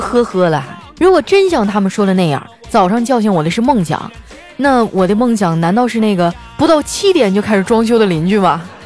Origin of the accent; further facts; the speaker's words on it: Northeast China, China; 身为一个东北人